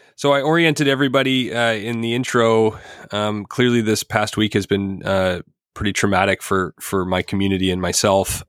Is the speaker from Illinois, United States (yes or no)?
yes; Highland Park, Illinois, United States; my hometown.